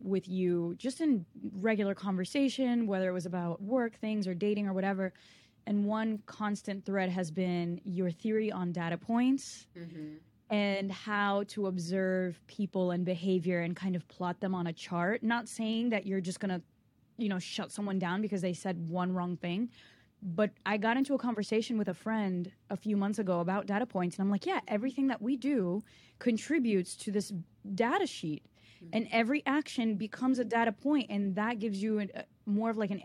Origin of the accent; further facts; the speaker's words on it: Brazil; moved away; also born or lived in Connecticut; growing up in the Brazilian culture, like, I was kind of born to be programmed in this ecosystem of cousins and aunts and uncles, and everything was supposed to be family driven. And that's how it was when we were in Brazil. And that's how it would have still been had we never left